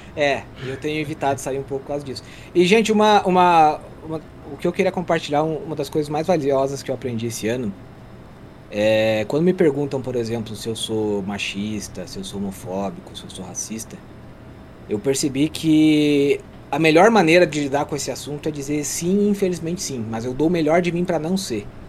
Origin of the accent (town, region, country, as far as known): Santa Catarina, Brazil; born or raised there